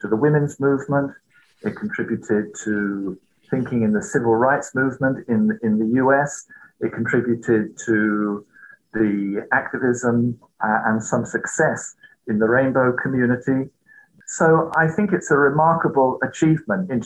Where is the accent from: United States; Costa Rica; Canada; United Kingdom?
United Kingdom; moved away as an adult; also born or lived in Germany / Waikato, New Zealand; now in New Zealand; I was born in Germany. I was educated primarily in the United Kingdom